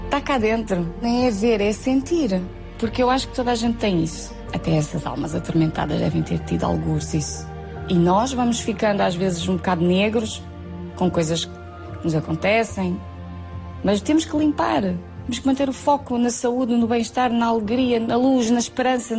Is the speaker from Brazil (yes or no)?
no; Viana do Castelo, Norte, Portugal; moved away; Tenho mesmo saudades de Viana minha terra